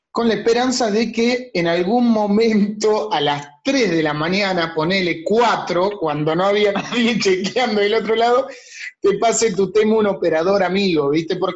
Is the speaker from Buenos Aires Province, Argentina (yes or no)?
yes; Tandil, Buenos Aires Province, Argentina; yo cuando me vine de Tandil ya dejé de tocar en bandas